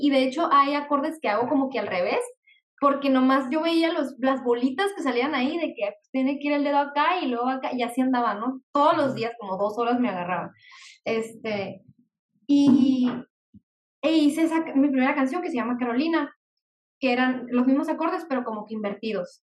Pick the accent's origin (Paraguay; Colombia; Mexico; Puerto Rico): Mexico; Mexicali, Baja California; soy aquí de Mexicali, Baja California